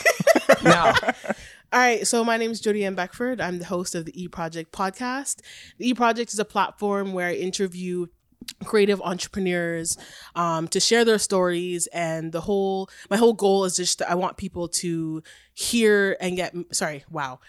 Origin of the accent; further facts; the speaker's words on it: Oshawa, Ontario, Canada; also born or lived in Fort Lauderdale, Florida, United States; I grew up in the good old Oshawa, Oshawa. Wasn't born there, though. I'm American, dual